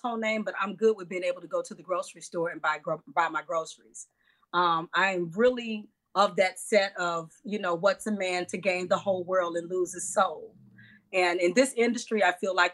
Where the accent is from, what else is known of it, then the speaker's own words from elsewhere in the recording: Monroe, Louisiana, United States; moved away as an adult; now in Chicago, United States; We grew up in Monroe